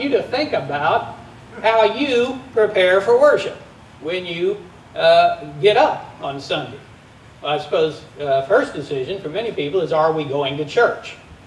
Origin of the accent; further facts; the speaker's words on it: Texas, United States; As a Texan